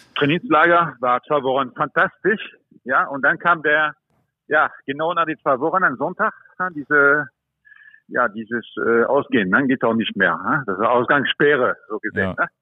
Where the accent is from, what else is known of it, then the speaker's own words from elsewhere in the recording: France; also born or lived in Germany; now in Mallorca, Spain; ich bin auch Franzose